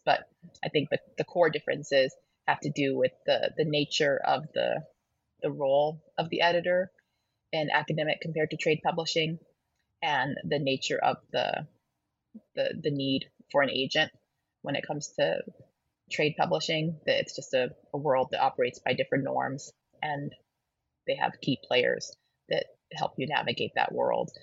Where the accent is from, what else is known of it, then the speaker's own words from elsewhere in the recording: Colorado, United States; moved away; also born or lived in Toronto; my home state of colorado um, at this bookstore the tattered cover which is a bookstore i grew up loving